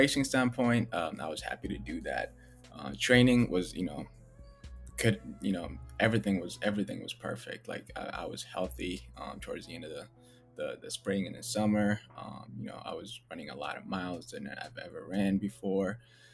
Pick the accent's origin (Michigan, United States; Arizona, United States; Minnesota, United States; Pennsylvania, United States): Minnesota, United States; Minneapolis; also born or lived in Ethiopia; I grew up in South Minneapolis